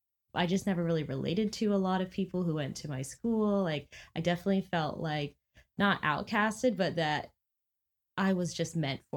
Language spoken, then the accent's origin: English; Stafford, Virginia, United States; also born or lived in California / Japan; I was born in California, we moved around the US, moved to Japan, and then when we came back to the US, he was like, you know where we should go? Stafford, Virginia, the smallest, most like small town ever.